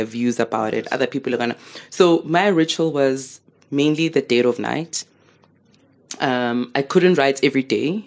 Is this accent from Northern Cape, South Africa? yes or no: no; Soweto, Gauteng, South Africa; I'm growing up in Midlands, Soweto.